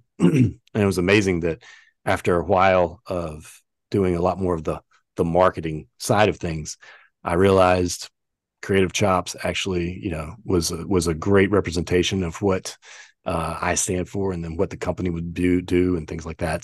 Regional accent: the South, United States; accent: Southern; also born or lived in Los Angeles; now in Charlotte, United States; I know you guys couldn't tell by my accent, you know, that I came from the South

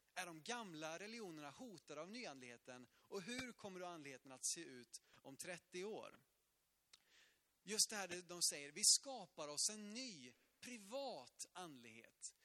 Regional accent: Sweden

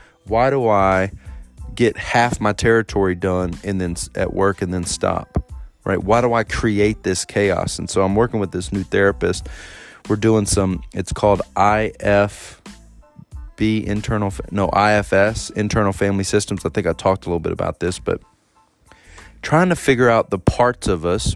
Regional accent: Texas, United States; moved away as an adult; I'm around my family and my hometown

